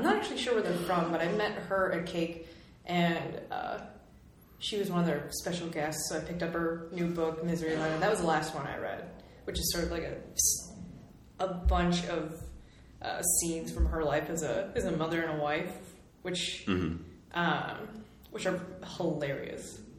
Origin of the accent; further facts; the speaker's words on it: near the Minnesota border, Wisconsin, United States; I am not technically Minnesotan born, but I was born just across the border, and my whole family is from over here, so I've sort of lived that border my entire life.